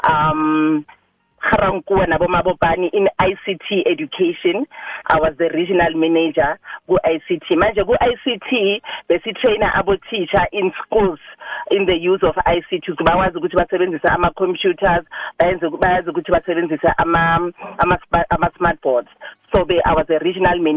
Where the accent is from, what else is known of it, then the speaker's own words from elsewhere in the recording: Soweto, Gauteng, South Africa; moved away as an adult; now in Mabopane, South Africa; ngihlala emabopani kodwa eh ngizalwa eh eSoweto ngibuya eProtea North